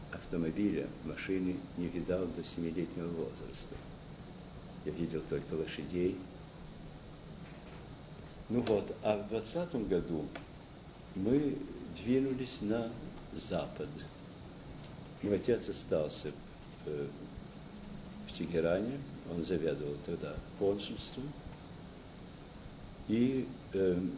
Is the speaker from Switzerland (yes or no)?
yes; Lausanne, Vaud, Switzerland; born there; also born or lived in Moscow; И в результате этого я родился в Лозанне, в Швейцарии. Оттуда мы уже в июне-июле месяце вернулись в Россию, прожили недолго в Москве, где ну, вся семья мос э, московская была.